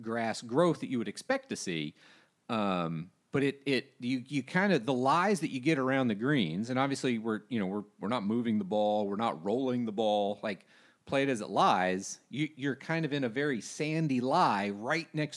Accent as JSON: {"language": "English", "town": "Jacksonville", "region": "Florida", "country": "United States", "tie": "born or raised there", "said": "I grew up in Jacksonville"}